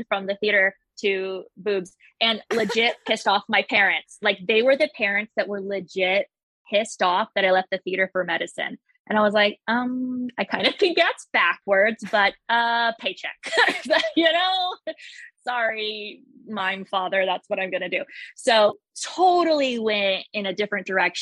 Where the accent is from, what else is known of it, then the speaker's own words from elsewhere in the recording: Las Vegas, Nevada, United States; I grew up in Vegas